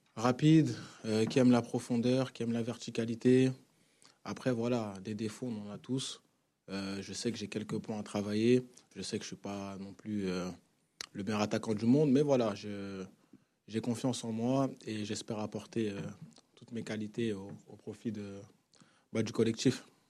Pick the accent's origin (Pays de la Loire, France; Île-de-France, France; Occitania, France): Île-de-France, France; Vitry-sur-Seine; moved away as an adult; also born or lived in Congo; now in Marseille, France; j'ai grandi à Vitry-sur-Seine, donc euh, j'ai grandi ici en France.